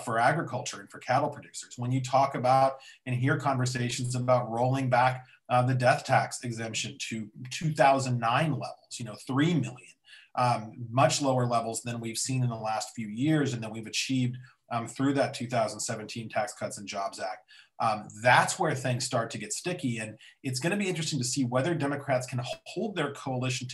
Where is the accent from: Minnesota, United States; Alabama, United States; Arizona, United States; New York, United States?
Arizona, United States; now in Washington, D.C., United States; I'm from Arizona